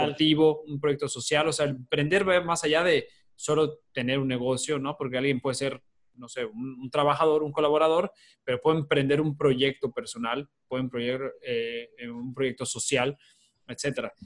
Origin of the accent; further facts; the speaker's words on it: Mexico; como mexicanos